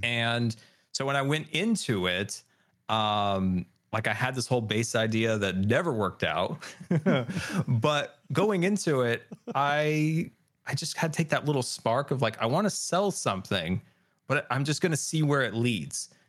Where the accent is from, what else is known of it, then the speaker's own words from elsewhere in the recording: California, United States; we grew up in California